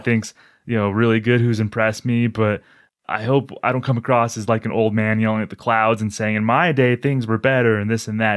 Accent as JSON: {"language": "English", "region": "New Mexico", "country": "United States", "said": "I'm from New Mexico"}